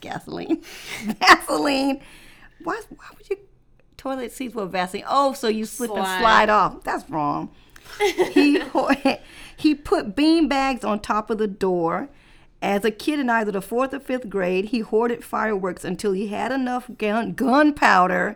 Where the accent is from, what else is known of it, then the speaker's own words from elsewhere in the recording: the South, United States; I grew up in the South